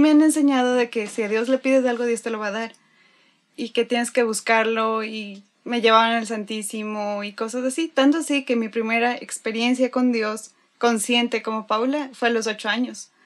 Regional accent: Quito, Pichincha, Ecuador; now in Monterrey, Mexico; soy de Quito, Ecuador.

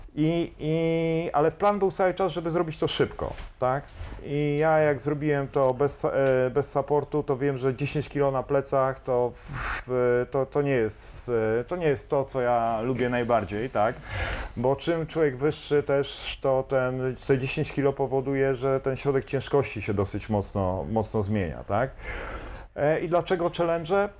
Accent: Kashubia, Poland; ale ja jestem kaszub. Kaszubem

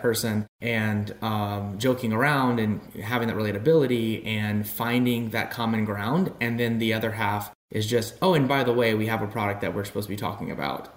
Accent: South Louisiana, United States; moved away; I grew up in Louisiana and South Louisiana specifically

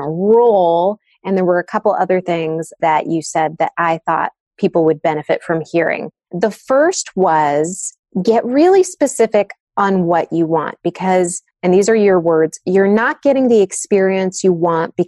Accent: San Diego, California, United States; I grew up in San Diego

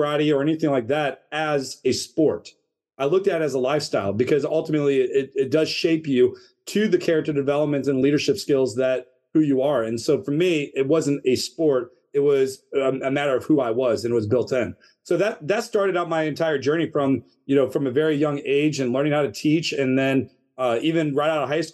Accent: St. Louis, Missouri, United States; moved away as an adult; now in Northern Virginia, United States; we grew up in St. Louis, Missouri.

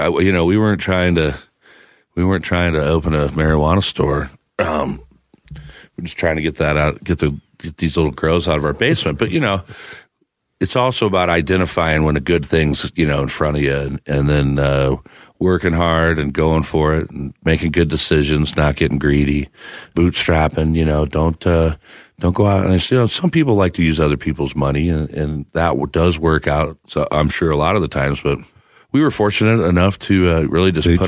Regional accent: Midwest, United States; also born or lived in Iowa; now in Denver, United States; growing up in the Midwest

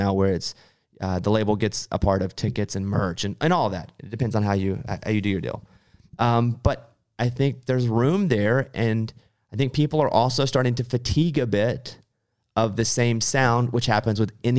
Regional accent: Arkansas, United States; The past few years I've had to go a lot, but I grew up in Arkansas. We didn't go to Los Angeles. So that's all new to me.

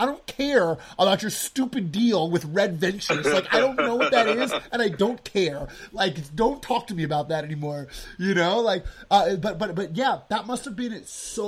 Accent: New York City, New York, United States; I grew up in Manhattan.

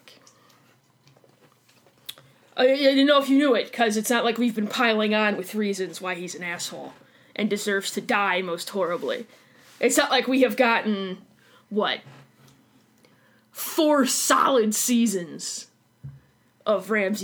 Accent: Chicago, Illinois, United States; I'm from Chicago, and that's the way we do things. And we hit our A's really hard.

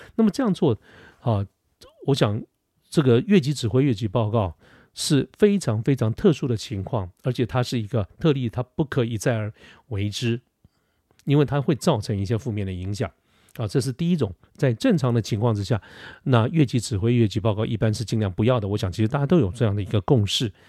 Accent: Taipei, Taiwan; 我小的时候住在哪里，住在那个临江街哈，就是台北市靠近信义路靠近，呃，世贸那个地方，那个很小的一个街

